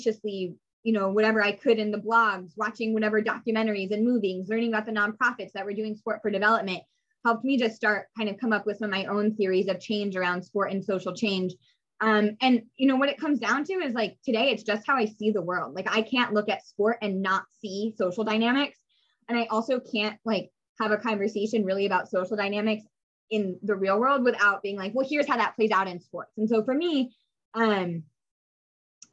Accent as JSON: {"language": "English", "town": "Phoenix", "region": "Arizona", "country": "United States", "tie": "born or raised there", "said": "I grew up in Phoenix, Arizona, which is home to one of the original WNBA teams."}